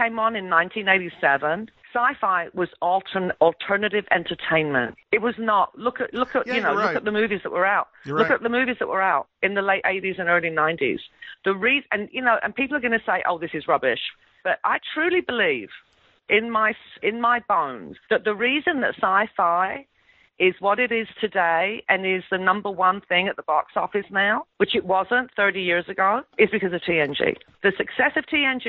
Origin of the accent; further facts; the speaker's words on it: England, United Kingdom; I'm English. Maybe it's because I'm of Greek heritage